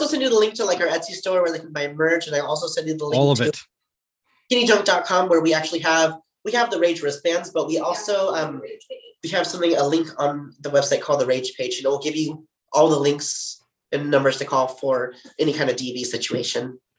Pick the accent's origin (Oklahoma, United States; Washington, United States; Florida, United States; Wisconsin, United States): Washington, United States; near Thurston County; Okay, I grew up so close to you.